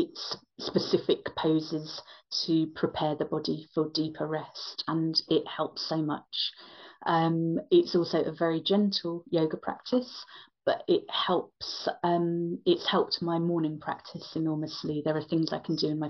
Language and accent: English; London, United Kingdom; also born or lived in West of Ireland; now in Ireland; I'm Indian Irish but born in London, my West of Ireland lifestyle